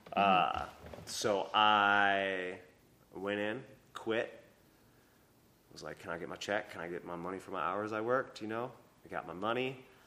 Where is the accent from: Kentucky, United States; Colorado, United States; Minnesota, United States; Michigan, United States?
Minnesota, United States; also born or lived in Anchorage, Alaska; now in Asheville, United States; I'm from, I grew up in Minnesota